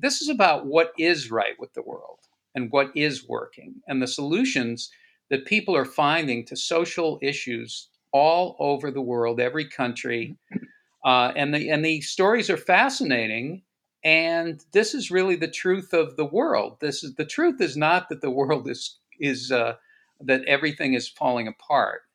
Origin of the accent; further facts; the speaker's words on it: Boston, Massachusetts, United States; I grew up in Boston in the 60s, and our neighborhood actually was redlined um, and in Dorchester, Massachusetts